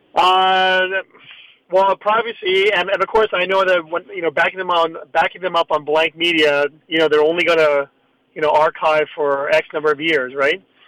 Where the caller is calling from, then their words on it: Toronto, Ontario, Canada; I'm calling from Toronto